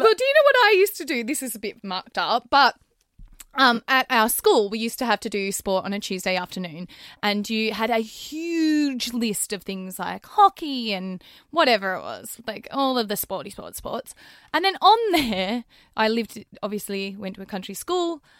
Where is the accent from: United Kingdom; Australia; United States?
Australia; growing up in Australia